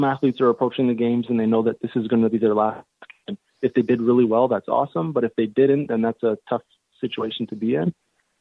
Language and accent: English; London, Ontario, Canada; London, Ontario, which is my hometown